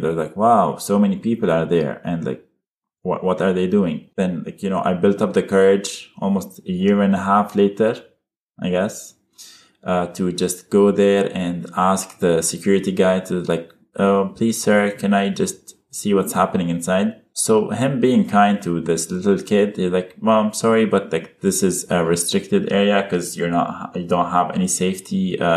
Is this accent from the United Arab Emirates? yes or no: yes; Abu Dhabi, United Arab Emirates; also born or lived in Berlin, Germany / Lebanon; born in Germany and raised in Abu Dhabi.